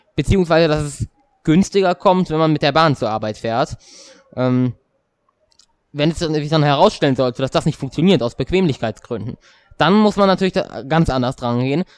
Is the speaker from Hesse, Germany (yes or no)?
yes; Hesse, Germany; bei uns in Hessen